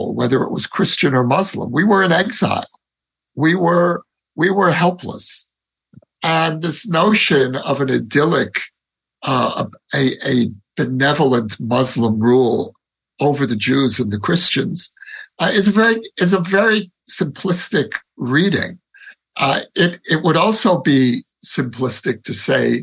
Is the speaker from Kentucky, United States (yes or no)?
no; New York City, New York, United States; now in Israel; growing up in Brooklyn